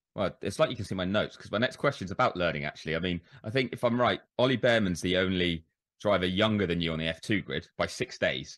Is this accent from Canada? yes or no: no; United Kingdom; As a Brit